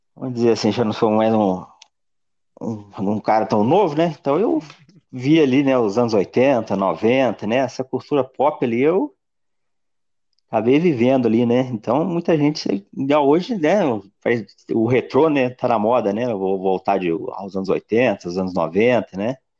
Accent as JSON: {"language": "Portuguese", "country": "Brazil", "said": "Nem sabe que eu sou brasileira"}